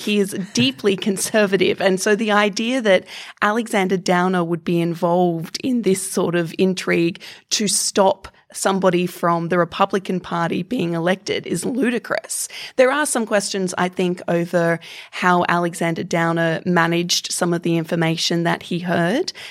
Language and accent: English; Queensland, Australia; I come from Queensland, which is the skin cancer capital of the world, because there is a giant ozone hole above where I grew up.